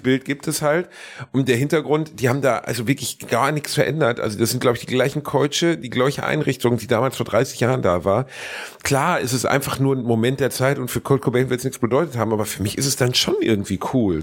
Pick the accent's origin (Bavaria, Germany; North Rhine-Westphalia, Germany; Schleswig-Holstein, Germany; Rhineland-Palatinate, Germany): North Rhine-Westphalia, Germany; Gelsenkirchen; moved away; im weitesten Sinne ist ja auch meine Heimat